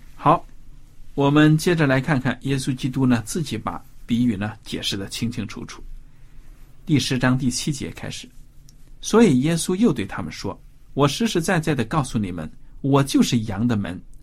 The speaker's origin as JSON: {"language": "Chinese", "country": "China", "said": "我们中国人常说猫是奸臣"}